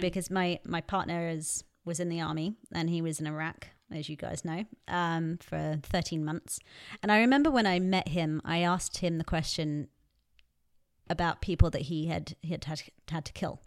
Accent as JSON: {"language": "English", "region": "England", "country": "United Kingdom", "tie": "born or raised there", "said": "growing up in England"}